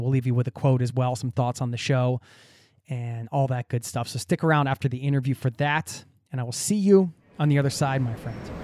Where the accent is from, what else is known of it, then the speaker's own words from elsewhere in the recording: outside of Philadelphia, Pennsylvania, United States; I grew up outside of Philadelphia